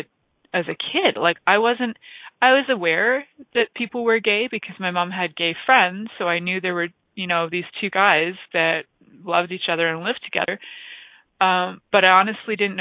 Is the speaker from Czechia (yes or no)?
no; Toronto, Ontario, Canada; I grew up in Toronto, but I actually live in a small town